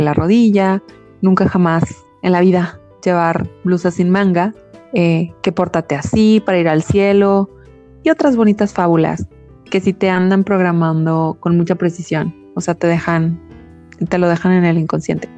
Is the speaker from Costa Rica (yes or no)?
no; Mexico; nuestra historia como mexicanos